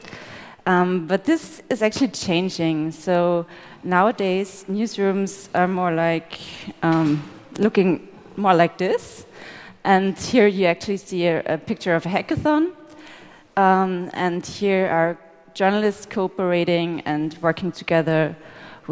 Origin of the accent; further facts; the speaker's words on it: Austria; We're both journalists from Austria